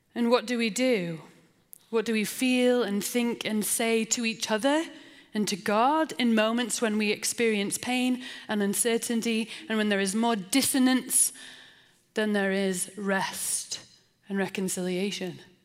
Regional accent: England, United Kingdom; also born or lived in Portland, Oregon; now in Salt Lake City, United States; I'm English

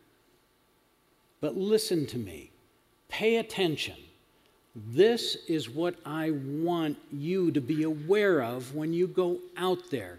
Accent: Western New York, United States; I grew up in Western New York, fruit and vegetable belt of America

